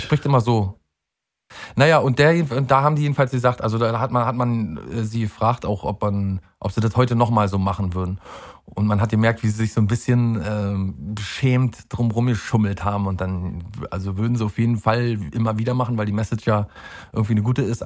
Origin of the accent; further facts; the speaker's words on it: Mecklenburg-Vorpommern, Germany; da wo ich herkomme, nämlich in Mecklenburg-Vorpommern